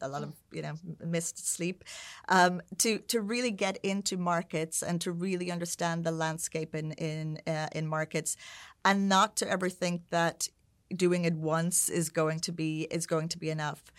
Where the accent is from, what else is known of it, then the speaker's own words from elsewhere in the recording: Ireland; moved away as an adult; also born or lived in United Kingdom / San Francisco / Sao Paulo; at the time where I was growing up in Ireland